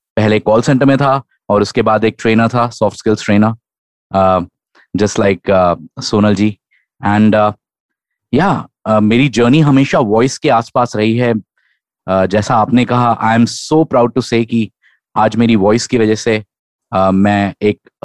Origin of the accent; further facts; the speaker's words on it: Lucknow, Uttar Pradesh, India; now in Pune, India; मैं नेटिवली लखनऊ से हूँ बट फिलहाल पूना में रहता हूँ